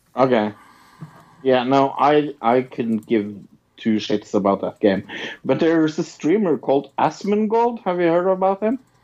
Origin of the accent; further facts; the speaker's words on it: Norway; I'm from Norway